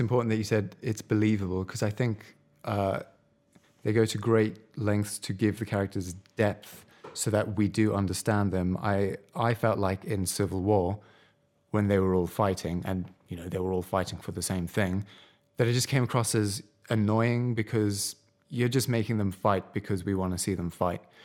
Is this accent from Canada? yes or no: no; United Kingdom; as white British people